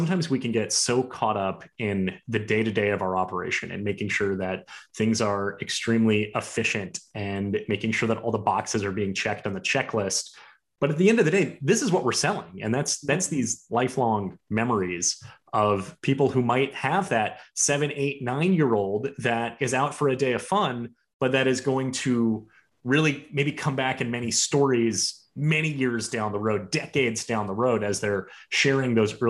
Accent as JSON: {"language": "English", "town": "Miami", "region": "Florida", "country": "United States", "tie": "born there", "said": "I was born in Miami"}